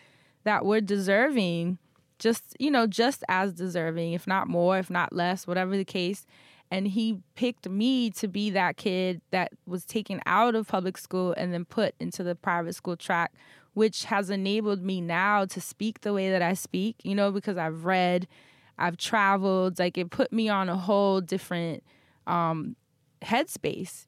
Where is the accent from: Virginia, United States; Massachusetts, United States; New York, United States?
New York, United States; New York City; growing up in Harlem in the projects